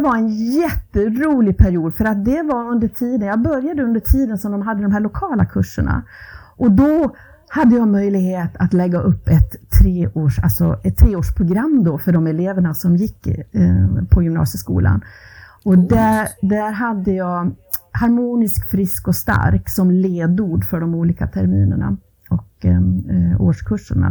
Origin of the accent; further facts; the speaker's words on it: Ludvika, Dalarna County, Sweden; moved away as an adult; also born or lived in Borlänge / Falun / Rättvik / West Coast of Sweden; jag växte upp i Ludvika